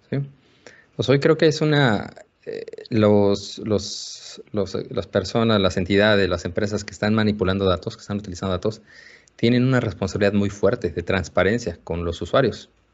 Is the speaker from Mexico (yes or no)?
yes; Mexico; en el laboratorio de investigación que tenemos, somos todos mexicanos